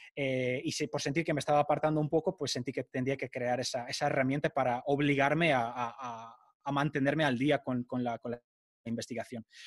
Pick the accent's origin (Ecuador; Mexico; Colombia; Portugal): Portugal; moved away as an adult; now in Madrid, Spain; soy portugués, eh, soy hijo de padre portugués, pero de madre argentina